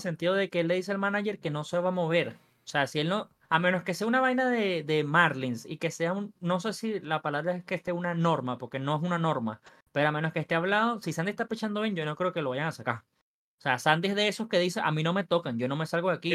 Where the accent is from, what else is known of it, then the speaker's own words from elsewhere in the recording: Venezuela; yo soy venezolano